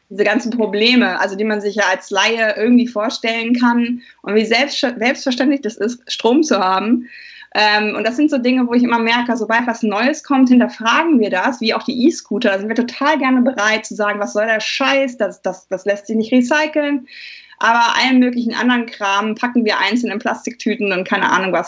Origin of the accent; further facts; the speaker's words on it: Germany; als Deutsche